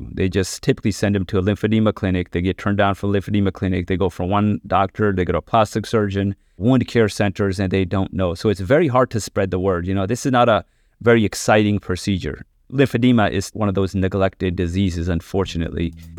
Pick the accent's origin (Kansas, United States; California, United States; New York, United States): New York, United States; So I actually did my training out in Philadelphia, and then I'm originally from New York, so came out here, did a year of cardiac surgery